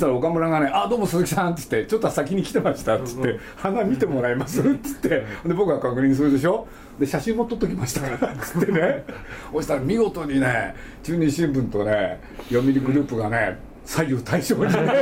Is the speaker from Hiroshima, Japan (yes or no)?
no; Nagoya, Aichi, Japan; 僕は名古屋生まれなんですけど